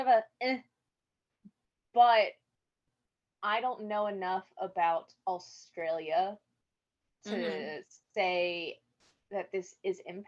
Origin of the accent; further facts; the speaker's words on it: United States; being an American